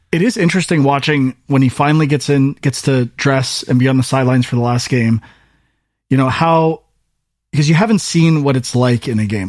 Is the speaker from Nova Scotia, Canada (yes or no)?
no; Welland, Ontario, Canada; I'm from Welland